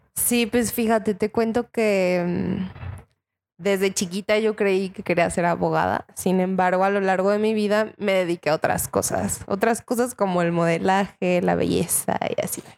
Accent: Mexico; Yo soy de Cotlán me fui a Cotlán

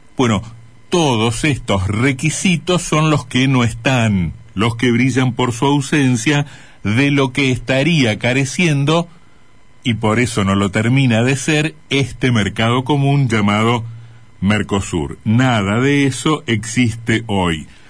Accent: Argentina; nuestras exportaciones

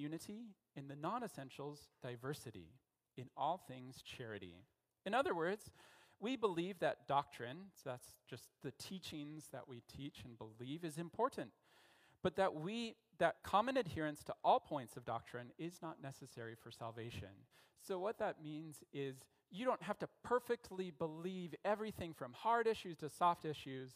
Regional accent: Denver, Colorado, United States; also born or lived in Philippines / Central America; now in Canada; I'm from Denver, Colorado

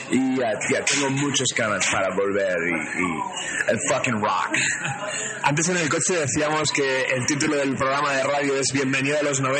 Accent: New York, United States; Spanish is a second language; Saludos de un cateto de Nueva York

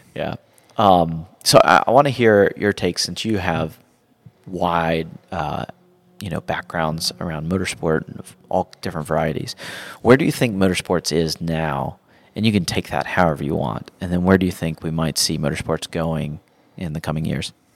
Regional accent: Georgia, United States; also born or lived in Ohio; I grew up in Georgia and I still live in Georgia

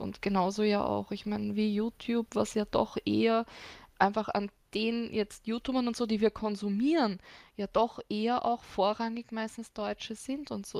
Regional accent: Austria

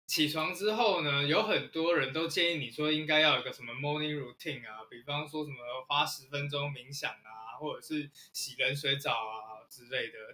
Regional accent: Taiwan; 我们台湾人

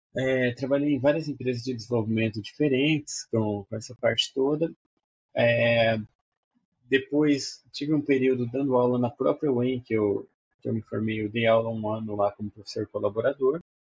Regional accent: Maringá, Paraná, Brazil; Eu sou de Maringá, Paraná

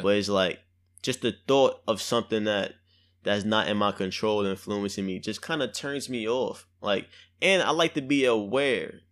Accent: New York City, New York, United States; I'm from Brooklyn, I'm from the hood

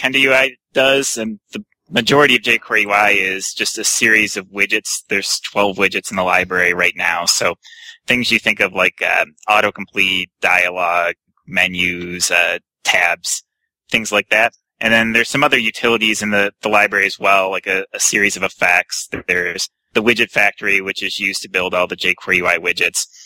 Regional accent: Lansing, Michigan, United States; I'm from Lansing, Michigan.

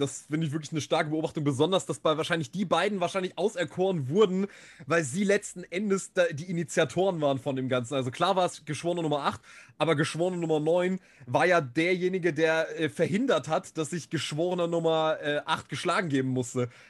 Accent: Germany; hier jetzt bei uns in Deutschland

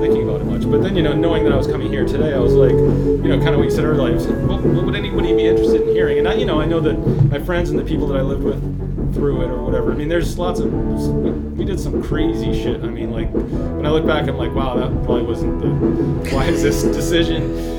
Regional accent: Israel; born there; I was born in Israel. I go to Israel periodically with my parents.

